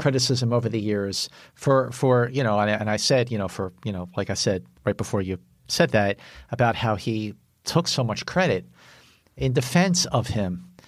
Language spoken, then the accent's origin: English; Philadelphia, Pennsylvania, United States; I live, I grew up in Northeast Philadelphia